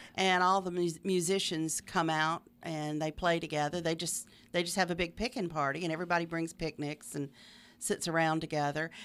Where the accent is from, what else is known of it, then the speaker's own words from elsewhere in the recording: Middle Tennessee, United States; moved away as an adult; also born or lived in Nashville area / Mobile, Alabama / Macon, Georgia / Mississippi; now in Meridian, United States; I grew up in Middle Tennessee. Uh, lived in the Nashville area almost all my life until I remarried seventeen years ago.